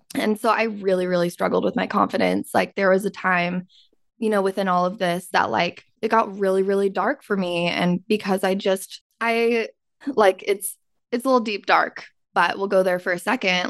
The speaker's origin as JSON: {"language": "English", "region": "Utah", "country": "United States", "tie": "born or raised there", "said": "I grew up in Utah"}